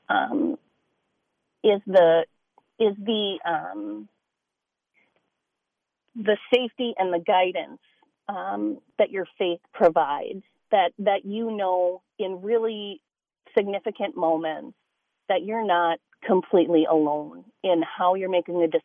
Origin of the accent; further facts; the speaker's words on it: Minneapolis, Minnesota, United States; I'm from North Minneapolis.